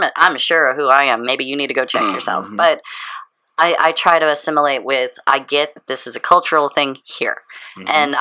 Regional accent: St. Louis, Missouri, United States; I was raised in the Catholic schooling, all the things, and believe you me, I broke away from that, even though it's St. Louis

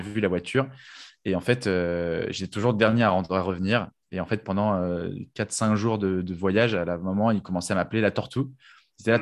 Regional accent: Paris, Île-de-France, France; moi, en tant que Parisien

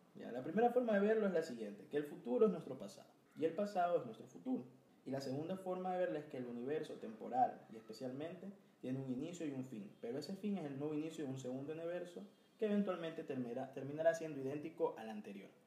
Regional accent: Ecuador; somos super ecuatorianos

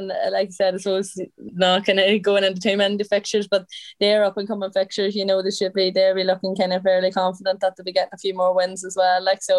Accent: Ireland; we're Irish

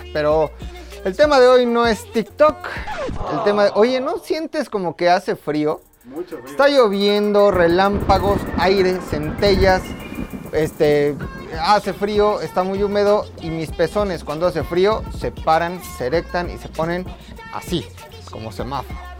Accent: Tula, Hidalgo, Mexico; Yo soy de Tula. Soy tuleño

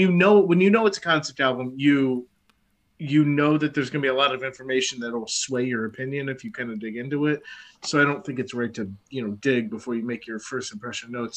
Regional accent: United States; I'm an American

